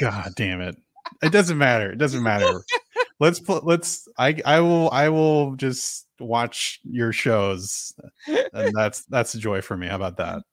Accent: San Francisco Bay Area, California, United States; now in Seattle, United States; I'm natively from the Bay Area.

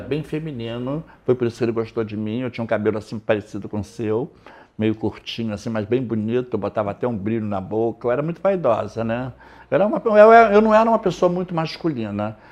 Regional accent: Rio de Janeiro, Brazil; eu morei em Oswaldo Cruz, eu nasci em Oswaldo Cruz, no subúrbio

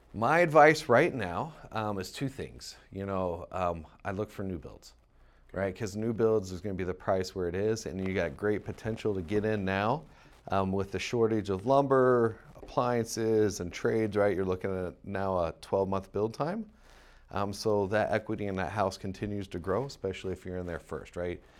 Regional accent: Mason, Ohio, United States; moved away as an adult; I grew up in Ohio, um, in a little town called Mason, Ohio.

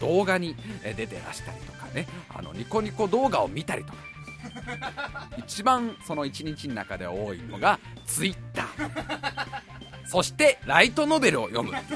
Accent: Tokorozawa, Saitama, Japan; also born or lived in Los Angeles, California; 生まれたのがロサンゼルスでその後すぐカリに行ってカリカフォルニアに行ってであの育ったのが所沢ですからで所沢で育ってま

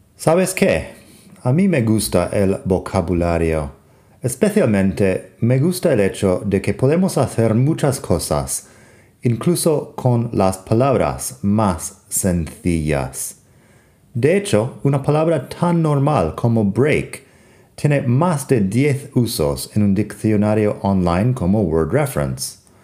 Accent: Arizona, United States; Spanish is a second language; soy de Arizona en Estados Unidos

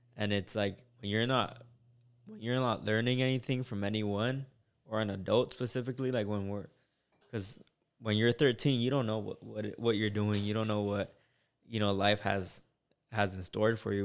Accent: United States; also born or lived in Mexico; I grew up in Bowen Park.

